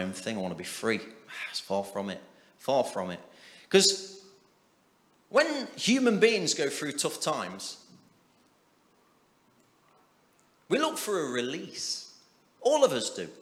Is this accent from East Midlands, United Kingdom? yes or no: yes; Nottingham, East Midlands, United Kingdom; we're all from Nottingham